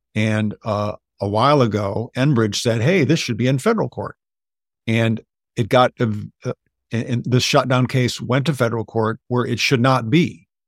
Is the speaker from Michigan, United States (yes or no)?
yes; Michigan, United States; moved away; when I moved back to Michigan and I realized, and I'm from Michigan, actually